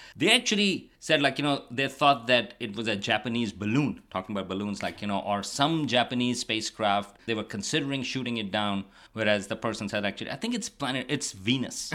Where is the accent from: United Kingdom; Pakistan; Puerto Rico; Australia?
Pakistan; Karachi, Sindh; moved away as an adult; also born or lived in Stony Brook, New York / New Mexico; now in Amherst, United States; I grew up in Pakistan, in Karachi, big city